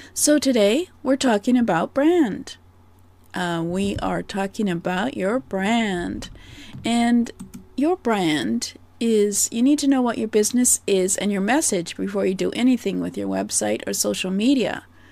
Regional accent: Canada; I am Canadian

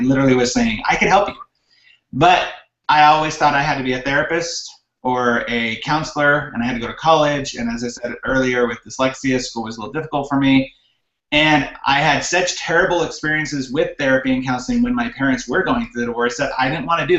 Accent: high desert of California, United States; moved away as an adult; now in Utah, United States; I'm from California originally. I was born and raised there until about 10 years ago. My wife and I both grew up in the high desert of California

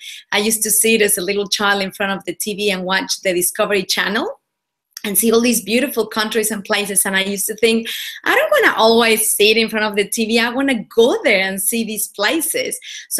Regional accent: Mexico; now in Australia; Well, I'm originally from Mexico. I was born and bred over there. I've been in Australia for about 15 years, so the accent is all a little bit mixed now

